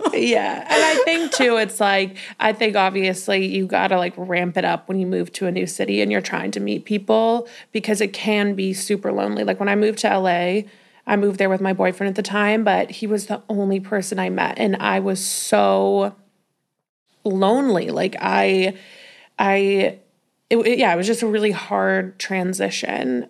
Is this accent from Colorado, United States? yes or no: yes; Denver, Colorado, United States; moved away as an adult; also born or lived in Los Angeles; now in New York City, United States; I'm from Denver, Colorado